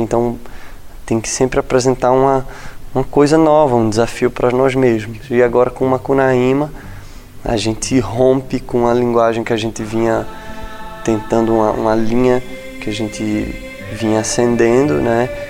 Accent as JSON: {"language": "Portuguese", "town": "Recife", "region": "Pernambuco", "country": "Brazil", "also_born_or_lived": "London, United Kingdom", "moved": "as an adult", "lives_now": "Rio de Janeiro, Brazil", "said": "Eu sou de Recife, como um bom nordestino"}